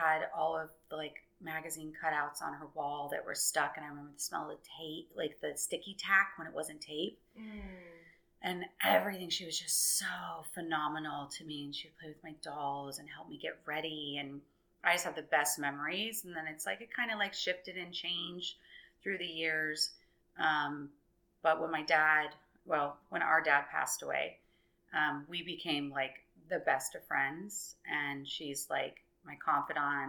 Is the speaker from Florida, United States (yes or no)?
yes; Orlando, Florida, United States; I grew up in Orlando. I'm from here. I grew up over by the airport in Conway